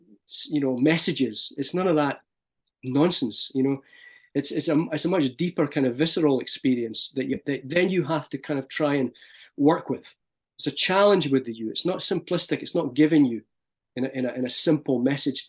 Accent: Scotland, United Kingdom; moved away as an adult; as a Scottish person

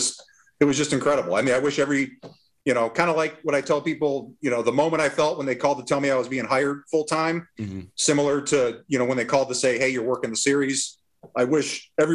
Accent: Massachusetts, United States; I grew up in Massachusetts, so I grew up a Sox fan

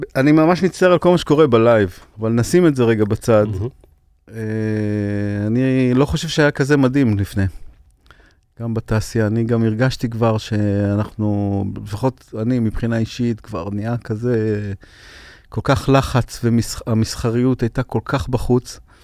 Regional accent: Ashdod, Southern District, Israel; שגדלנו באשדוד, העולים חדשים ממרוקו, אני היחידי שנולדתי בארץ

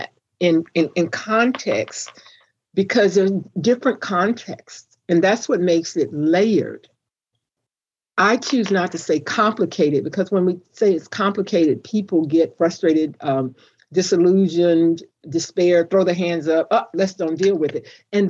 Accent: United States; I am an American, because that's what I am

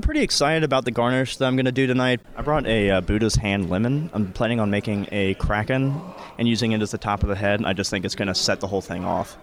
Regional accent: Macon, Georgia, United States; I'm from Macon, Georgia

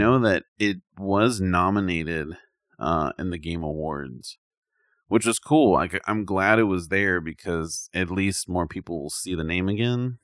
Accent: United States; I'm from America

